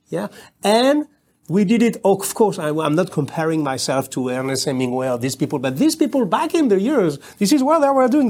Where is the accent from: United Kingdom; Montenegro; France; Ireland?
France; outside of Paris, Île-de-France; English is a second language; I was born in Paris, but I was raised outside of Paris.